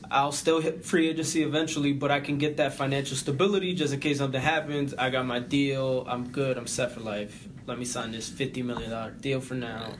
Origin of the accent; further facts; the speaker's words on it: New York, United States; my local team, my hometown team, the New York Yankees.